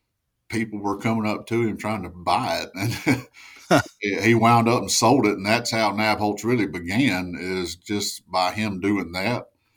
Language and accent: English; Louisiana, United States; moved away as an adult; also born or lived in Arkansas / Portland; I am not from Portland. I'm actually born and raised down in Louisiana. I'm an old Louisiana boy